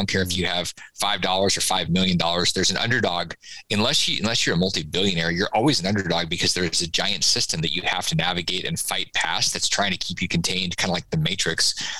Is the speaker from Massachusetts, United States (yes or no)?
no; Florida, United States; it's not because I'm from Florida